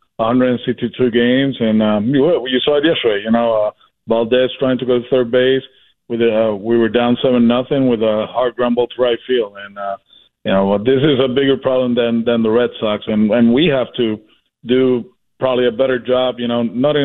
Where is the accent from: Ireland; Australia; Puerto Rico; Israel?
Puerto Rico; moved away; I'm from Puerto Rico